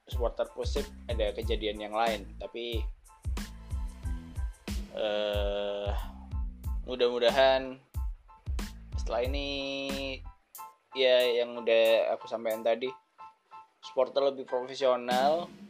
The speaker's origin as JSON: {"language": "Indonesian", "town": "Surabaya", "region": "East Java", "country": "Indonesia", "said": "aku dari Surabaya sih jadi jadi uh, kurang kurang bisa mengetahui situasi yang ada di di sana"}